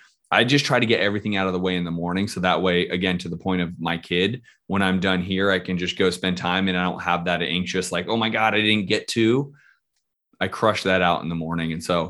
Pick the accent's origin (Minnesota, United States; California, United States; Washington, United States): California, United States; San Francisco; moved away; also born or lived in Scottsdale; I'm from San Francisco.